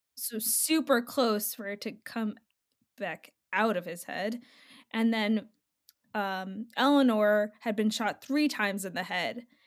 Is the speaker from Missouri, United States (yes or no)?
no; New Jersey, United States; I'm from Jersey